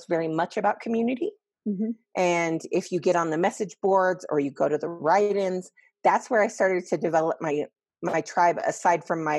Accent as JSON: {"language": "English", "region": "Colorado", "country": "United States", "said": "And then the altitude is because we're all from Colorado."}